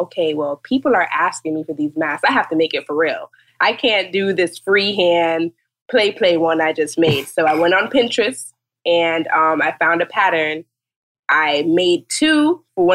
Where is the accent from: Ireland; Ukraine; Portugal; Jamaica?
Jamaica; now in Fort Lauderdale, United States; I am from Jamaica and I live in Fort Lauderdale